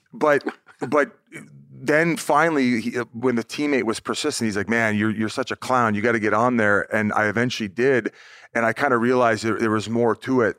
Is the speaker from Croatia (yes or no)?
no; Welland, Ontario, Canada; I was born in Welland, Ontario